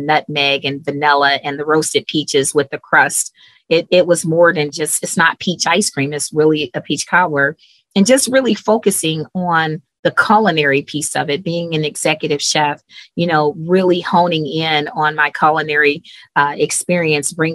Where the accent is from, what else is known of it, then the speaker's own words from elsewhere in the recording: Cleveland, Ohio, United States; moved away as an adult; I'm originally from Cleveland, Ohio